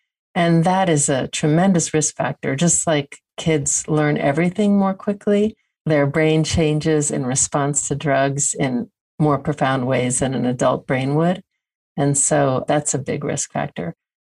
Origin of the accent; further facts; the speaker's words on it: New Jersey, United States; I grew up not In New Jersey, which is near New York. So very urban, but upper middle class, quiet community.